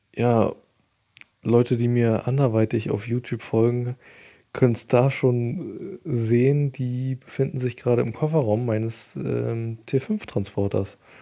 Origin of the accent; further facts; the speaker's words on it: Germany; bei uns in Deutschland